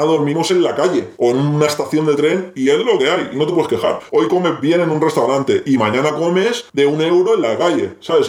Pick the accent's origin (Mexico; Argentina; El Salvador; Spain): Spain; Barcelona, Catalonia; nosotros somos de Barcelona